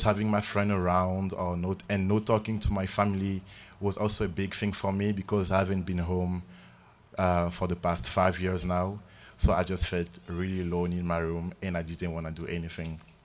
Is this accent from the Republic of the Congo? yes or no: yes; Republic of the Congo; moved away as an adult; now in Idaho, United States; I'm from the Republic of Congo. I'm a senior at the College of Idaho. This is my fourth year in the US, actually.